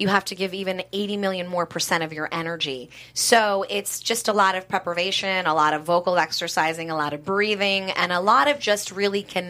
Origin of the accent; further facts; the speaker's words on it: New York City, New York, United States; now in California, United States; I'm born and raised in Manhattan, but been out here in California